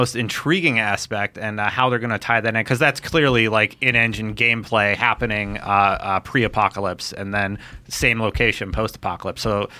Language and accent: English; Canada; I'm Canadian.